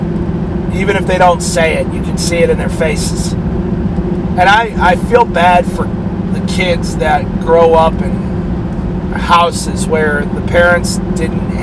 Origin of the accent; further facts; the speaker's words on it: New York, United States; also born or lived in New Hampshire; when we moved from New Hampshire to New York, my mom came out with me, 3 years old